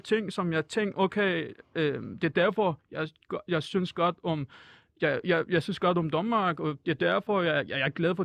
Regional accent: Iran; Danish is a second language; moved away as an adult; now in Denmark; jeg er mm. jo en flytninger, så altså, øh, jeg, jeg flygtede fra Iran

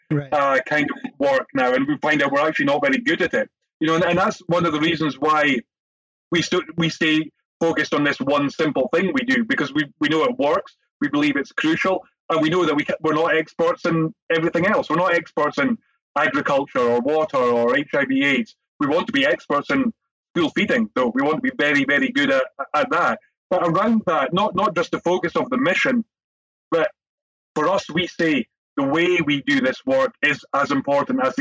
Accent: Scotland, United Kingdom; Jerry being Scottish and me too

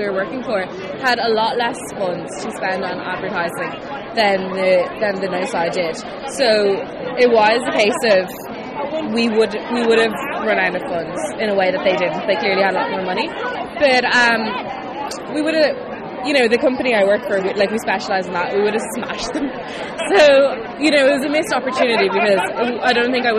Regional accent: Dublin, Leinster, Ireland; I'm from Dublin

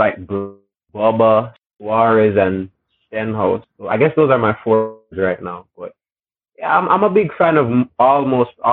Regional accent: Jamaica; I'm a Jamaican NASCAR fan.

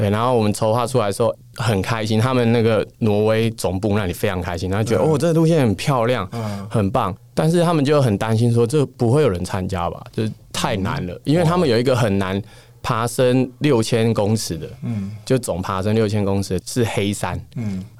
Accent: Taiwan; 我们怎么样让全世界看到台湾？因为我们是台湾人为傲

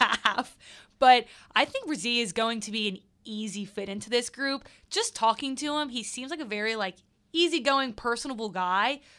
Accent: Mandeville, Louisiana, United States; I'm from Mandeville, so technically I got to the city when I was born

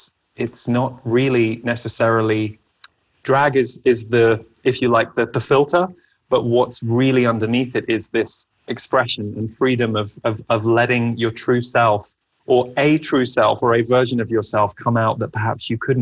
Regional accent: England, United Kingdom; I grew up in England

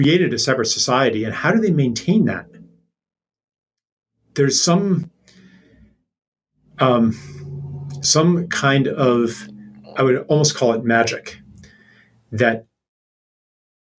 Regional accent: Pennsylvania, United States; I grew up in Pennsylvania

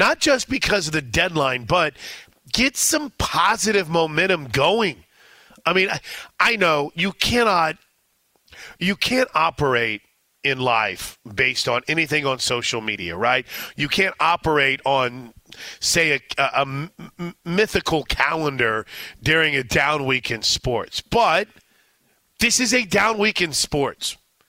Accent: St. Louis, Missouri, United States; As someone who has grown up, I mean, I grew up in St. Louis.

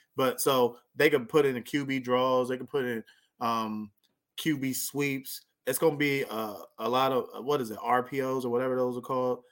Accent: near Lancaster, Palmdale, California, United States; right by my hometown

